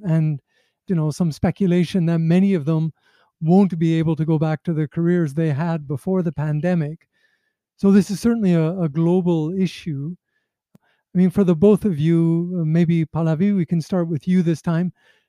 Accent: Canada; now in Nepal; my home country, Canada

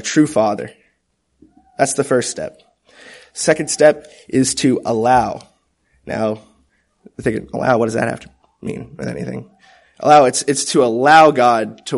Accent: Topeka, Kansas, United States; I was born in Topeka, Kansas

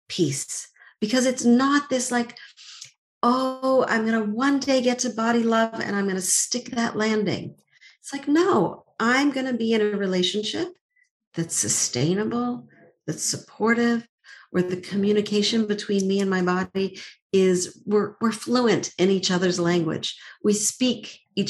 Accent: Montreal, Quebec, Canada; I grew up in Montreal

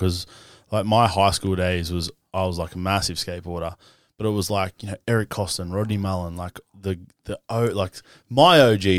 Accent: Cronulla, New South Wales, Australia; I grew up in Cronulla, man.

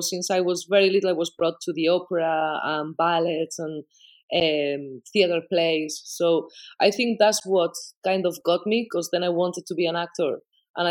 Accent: Bilbao, Basque Country, Spain; first language Spanish; English is a second language; moved away as an adult; now in Ireland; I was born in Bilbao. I was a child of the 80s in the Basque Country

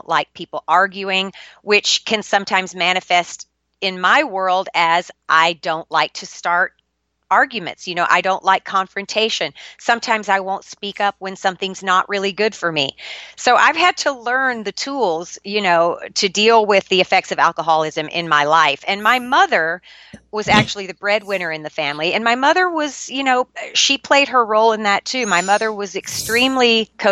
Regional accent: Shreveport, Louisiana, United States; I was born and raised in Shreveport, Louisiana

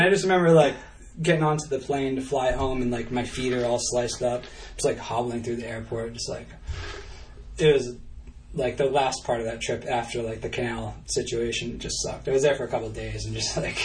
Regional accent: New Hampshire, United States; I was just like from New Hampshire

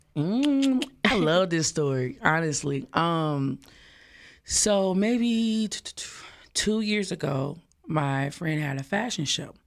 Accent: Dallas, Texas, United States; I'm from Dallas, Dallas, Texas, Oak Cliff

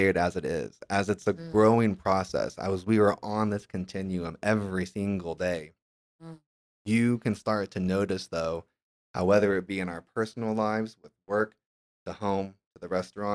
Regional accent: Tulsa, Oklahoma, United States; I'm just guy from Tulsa, Oklahoma, that didn't have any reason to know Spanish if it weren't for my awesome teacher, Senora Atkins, in high school

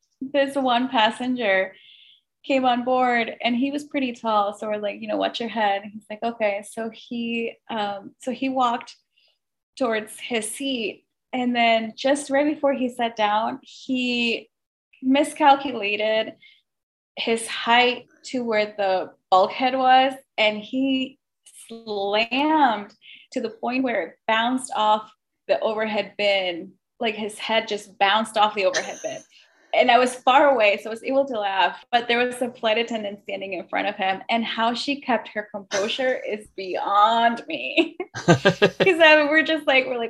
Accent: Mexico; also born or lived in Michigan; now in Chicago, United States; I grew up in Mexico and then came to the States

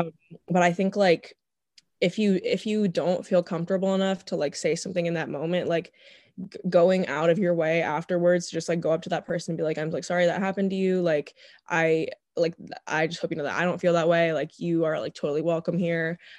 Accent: Northern Virginia, United States; born and raised in Northern Virginia

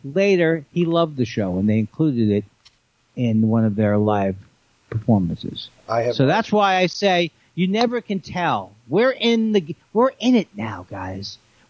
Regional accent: Queens, New York, United States; I definitely would not. I don't tell people I'm from Queens ever since Trump screwed it up.

